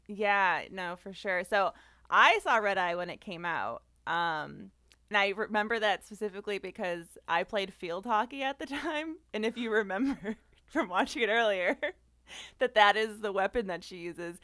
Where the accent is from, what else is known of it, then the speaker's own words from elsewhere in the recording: Boston, Massachusetts, United States; I'm from the Boston area